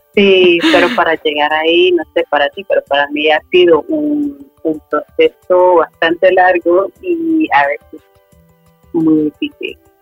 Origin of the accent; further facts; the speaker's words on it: Sweden; also born or lived in Medellín, Colombia; al año y medio fui adoptada a Suecia por una pareja sueca. Y crecí en Suecia pensándome sueca